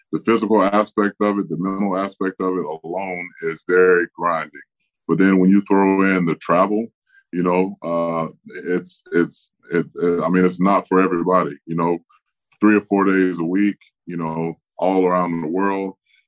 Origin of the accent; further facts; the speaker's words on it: Tampa, Florida, United States; commit more time to doing things in my hometown of Tampa Bay